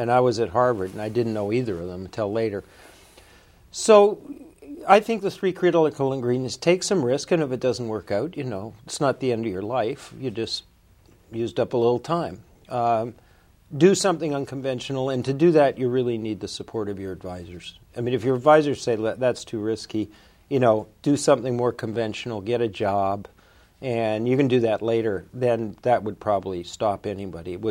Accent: Canada; also born or lived in New Jersey / Ottawa / Winnipeg / Toronto; I was born in New Jersey. Um, uh, my mother did that on purpose, but my family's Canadian, and I uh, I grew up in in Canada, Ottawa during the war, Winnipeg, and then Toronto.

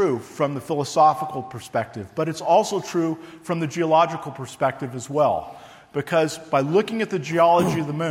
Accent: Livermore, California, United States; moved away as an adult; also born or lived in Texas / New Mexico; I grew up in Livermore

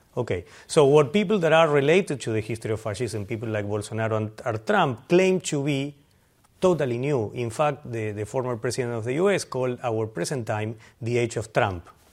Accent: Argentina; moved away; I'm from Argentina

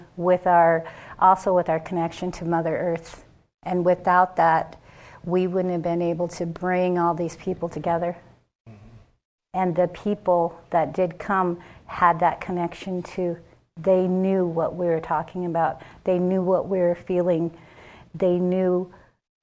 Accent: Rosebud, South Dakota, United States; I'm Sichangu Lakota from Rosewood, South Dakota

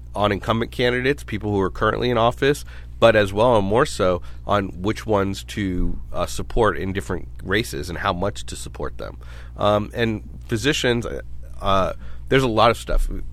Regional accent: New York City, New York, United States; also born or lived in Rochester, New York; now in San Diego, United States; I'm originally from Brooklyn

